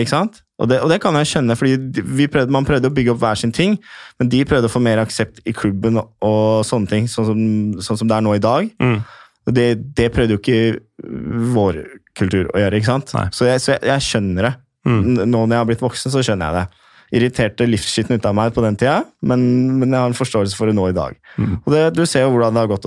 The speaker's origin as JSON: {"language": "Norwegian", "country": "Norway", "said": "jeg var norsk"}